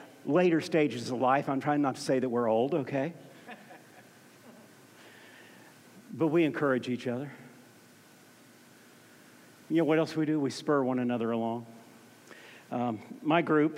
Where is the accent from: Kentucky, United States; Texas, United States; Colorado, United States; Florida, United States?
Florida, United States; Orlando; moved away as an adult; also born or lived in Tallahassee, Florida; I grew up in Orlando, Florida